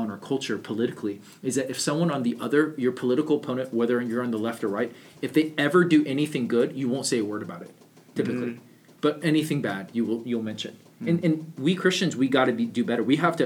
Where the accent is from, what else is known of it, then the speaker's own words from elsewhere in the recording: United States; also born or lived in California; I grew up in America, I was born in California